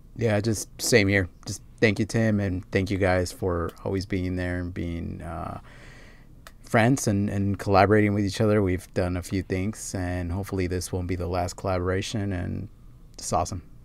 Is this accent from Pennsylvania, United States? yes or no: no; Los Angeles, California, United States; I grew up around Fast and the Furious and all that stuff, especially here in L